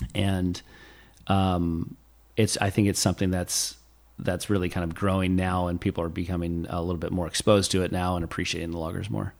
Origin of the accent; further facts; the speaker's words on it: Los Olivos, California, United States; where I went to elementary school